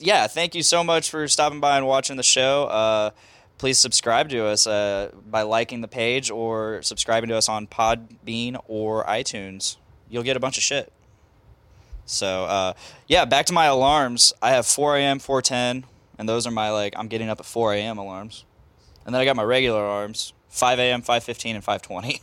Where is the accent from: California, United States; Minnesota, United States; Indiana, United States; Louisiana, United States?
Indiana, United States; Lafayette; we're Lafayette, Indiana.